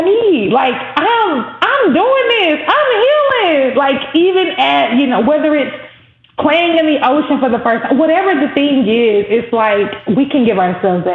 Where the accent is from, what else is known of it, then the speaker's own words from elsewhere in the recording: the South, United States; Growing up in the South, there was always the Battle of the Bands every year